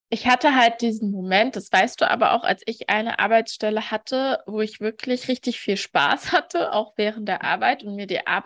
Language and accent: German; Thuringia, Germany; moved away; aus der, aus, aus der Ostregion Deutschlands. Und ähm, ja, ich komme aus dem Osten